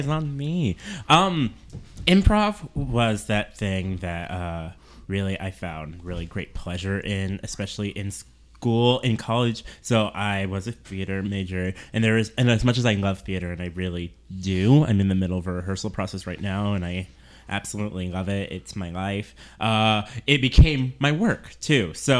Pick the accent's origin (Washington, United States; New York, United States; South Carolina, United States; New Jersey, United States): Washington, United States; Seattle; now in Minneapolis–Saint Paul, United States; I'm originally from Seattle